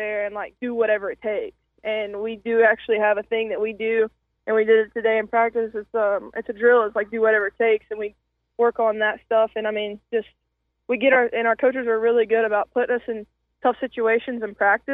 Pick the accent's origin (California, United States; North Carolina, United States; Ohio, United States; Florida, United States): North Carolina, United States; moved away as an adult; also born or lived in West Virginia; now in Huntington, West Virginia, United States; I'm coming from North Carolina